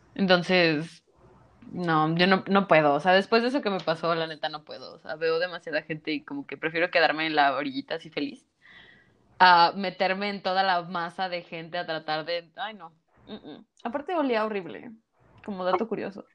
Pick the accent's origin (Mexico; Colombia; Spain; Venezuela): Mexico; somos buenos mexicanos